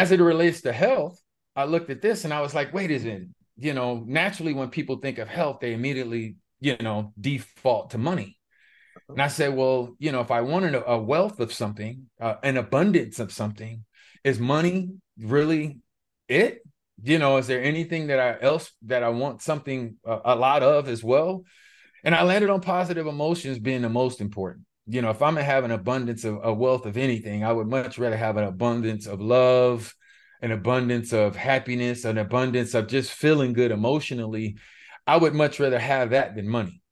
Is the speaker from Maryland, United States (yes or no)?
no; Los Angeles, California, United States; I was born and raised in Los Angeles, specifically Pacoima, California